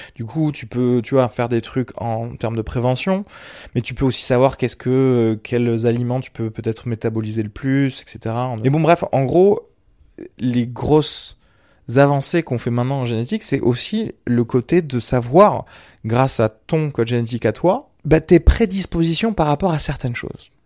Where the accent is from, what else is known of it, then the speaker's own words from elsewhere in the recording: Algeria; je suis méditerranéen vu que je suis né en Algérie